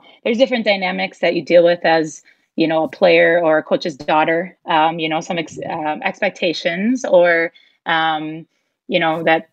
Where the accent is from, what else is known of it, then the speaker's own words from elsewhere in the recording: Bloomer, Wisconsin, United States; growing up in Bloomer, having that small town experience